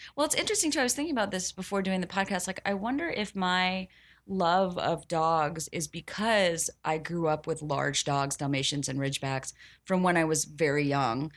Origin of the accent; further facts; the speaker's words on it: the South, United States; I'm from the South